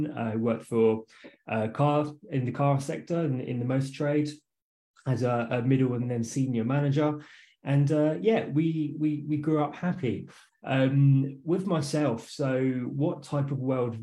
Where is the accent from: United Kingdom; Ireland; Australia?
United Kingdom; west of London, South East England; moved away; I'm from England. So I was born and raised not too far from London. So about 45, 50 minutes just west of London